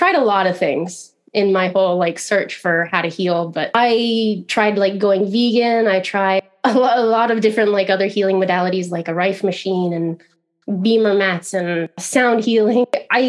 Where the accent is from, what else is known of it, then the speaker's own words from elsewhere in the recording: Midwest, United States; I guess I'm from all over. You know, I've lived in a bunch of different states in the US, but I grew up like childhood in the Midwest. So that's where I consider myself to be from, you know.